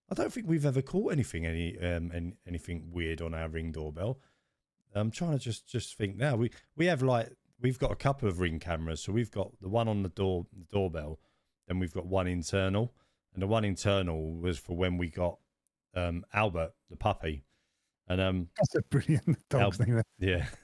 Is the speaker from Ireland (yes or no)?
no; United Kingdom; You know, we moan we moan about it being cold, and then we moan about it being hot. We're so British.